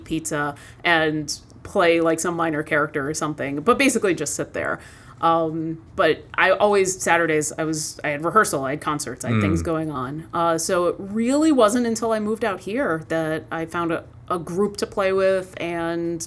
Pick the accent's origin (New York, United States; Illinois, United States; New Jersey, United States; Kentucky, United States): New York, United States; Buffalo; also born or lived in Ithaca, New York; I grew up in Buffalo